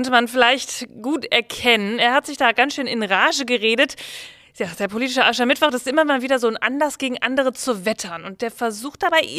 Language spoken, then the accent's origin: German; North Rhine-Westphalia, Germany; Ich komme ja aus Ostwestfalen. Da wird ja immer nachgesagt, die würden keinen Karneval feiern. Stimmt so nicht.